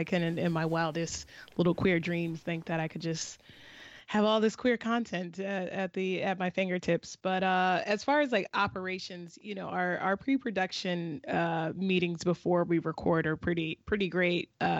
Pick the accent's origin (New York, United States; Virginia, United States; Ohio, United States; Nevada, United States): Virginia, United States; Southeastern; Shayna and I are both from Virginia, but she's from Northern Virginia and I'm from Southeastern Virginia, which are two totally different worlds